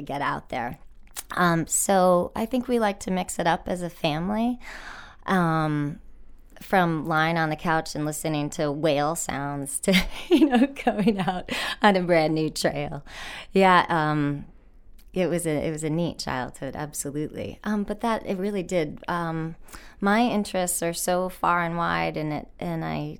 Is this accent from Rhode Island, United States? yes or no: yes; Rhode Island, United States; I grew up in Rhode Island, the biggest little state in the union.